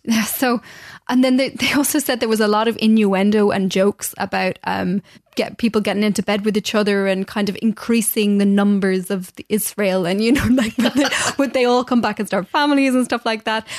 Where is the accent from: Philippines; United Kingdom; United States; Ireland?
Ireland; as irish as me